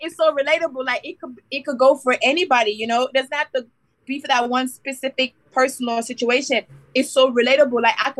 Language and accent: English; Miami, Florida, United States; born or raised there; also born or lived in Westmoreland, Jamaica